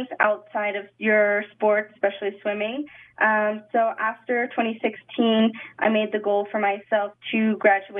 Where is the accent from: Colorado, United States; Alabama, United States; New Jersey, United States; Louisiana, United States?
Colorado, United States; also born or lived in Salida; I was going to be a skier growing up in Colorado